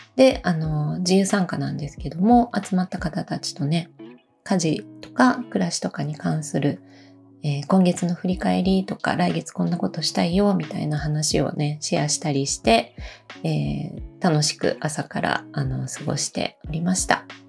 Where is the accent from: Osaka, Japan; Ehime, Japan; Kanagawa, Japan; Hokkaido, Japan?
Osaka, Japan; now in Matsumoto, Japan; 私の実家が、えっ、ー、と、大阪にあるんですけど